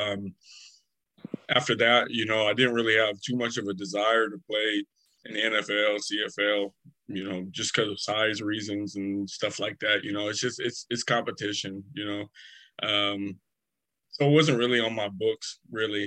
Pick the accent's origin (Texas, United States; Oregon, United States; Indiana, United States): Oregon, United States; Portland; moved away as an adult; also born or lived in California; I'm 29 years old. I'm from Portland, Oregon